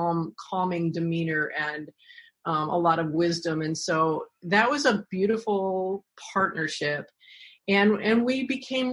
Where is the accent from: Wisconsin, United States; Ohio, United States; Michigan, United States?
Ohio, United States; Bay Village; I grew up in Bay Village, Ohio